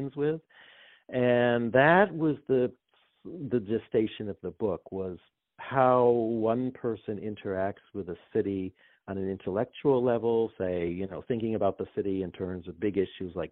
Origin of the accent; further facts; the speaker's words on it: Ann Arbor, Michigan, United States; moved away as an adult; also born or lived in Seoul, South Korea; now in Pawtucket, United States; I lived in Ann Arbor for 2 years, which is my hometown